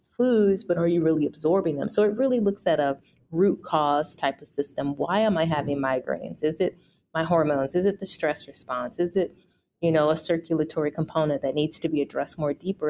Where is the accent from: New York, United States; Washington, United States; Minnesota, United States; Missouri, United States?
Missouri, United States; St. Louis; also born or lived in Toronto, Canada; I am born and raised in St. Louis.